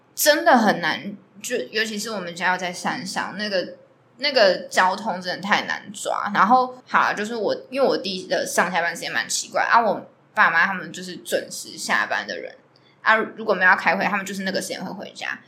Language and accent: Chinese; Tainan, Taiwan; 我是台南人